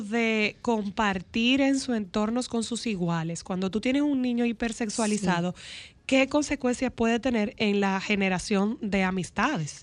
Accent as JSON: {"language": "Spanish", "town": "Nagua", "region": "María Trinidad Sánchez", "country": "Dominican Republic", "said": "yo vengo de Nagua"}